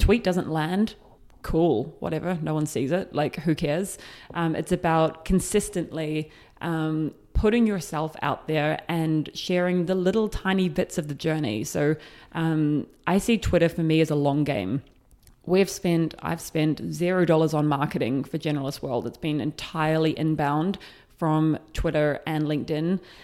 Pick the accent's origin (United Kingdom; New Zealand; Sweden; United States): New Zealand; moved away as an adult; I am from New Zealand. I left when I was twenty.